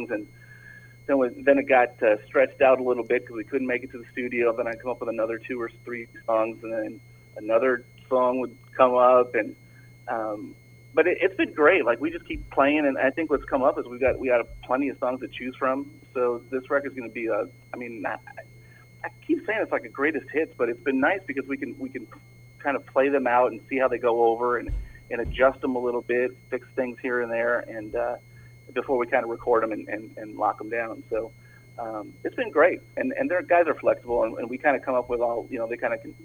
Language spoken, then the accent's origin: English; Toledo, Ohio, United States; now in Tampa, United States; I'm originally from Toledo.